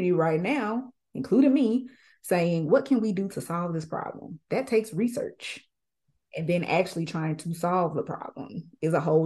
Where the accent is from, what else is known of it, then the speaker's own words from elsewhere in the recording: Jackson, Mississippi, United States; I'm from Jackson